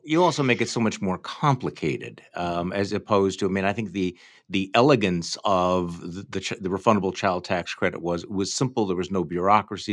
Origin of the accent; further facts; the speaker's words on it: Wisconsin, United States; I'm from Wisconsin.